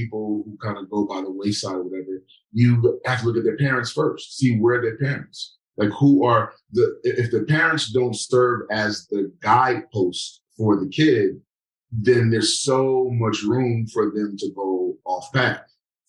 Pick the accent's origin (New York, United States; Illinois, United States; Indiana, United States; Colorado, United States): New York, United States; growing up in New York where people don't care who you are.